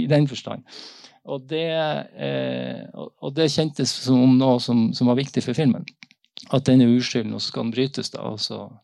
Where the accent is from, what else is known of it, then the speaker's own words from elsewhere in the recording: Northern Norway, Norway; Jeg kommer fra Nord-Norge og, og har hørt disse historiene gjennom familie